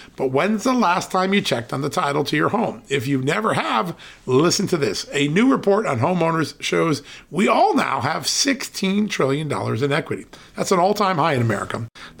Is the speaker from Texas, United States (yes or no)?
no; Connecticut, United States; I know. I grew up out in Connecticut, so we used to go to Worcester.